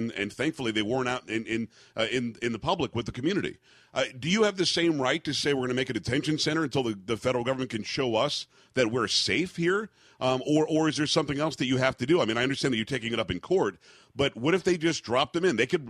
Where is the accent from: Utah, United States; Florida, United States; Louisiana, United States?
Florida, United States; South; moved away; also born or lived in New York area; I grew up in South Florida.